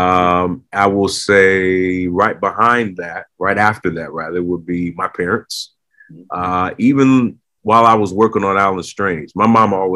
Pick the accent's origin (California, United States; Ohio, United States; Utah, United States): California, United States; Los Angeles; growing up in Southern California, Hollywood was always in my backyard.